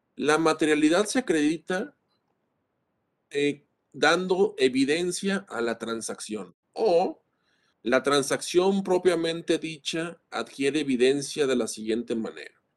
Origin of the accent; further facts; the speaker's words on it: Mexico; como mexicanos